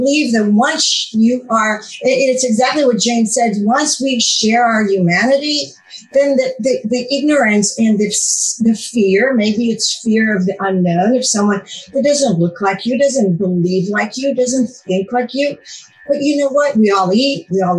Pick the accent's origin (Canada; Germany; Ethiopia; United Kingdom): Ethiopia; also born or lived in Israel; When I grew up, I was born in Israel. And when I was 5.5 years old, my father, who was a general surgeon, was sent to Ethiopia